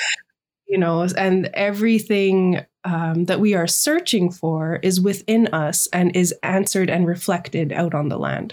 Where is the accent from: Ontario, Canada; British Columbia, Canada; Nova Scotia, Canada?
British Columbia, Canada; Sunshine Coast; now in Vancouver Island, Canada; I am from the Inhlagakmak Nation Grizzly Bear Clan, raised with the Shishak Nation on the Sunshine Coast.